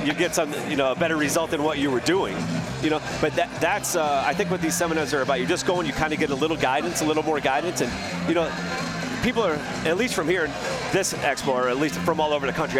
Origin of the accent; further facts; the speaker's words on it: Binghamton, New York, United States; I'm from Binghamton, so not too far away